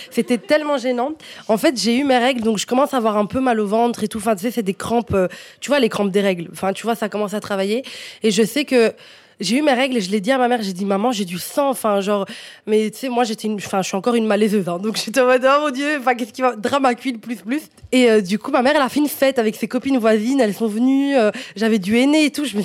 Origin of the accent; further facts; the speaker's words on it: Morocco; Donc moi, je suis marocaine à 100%.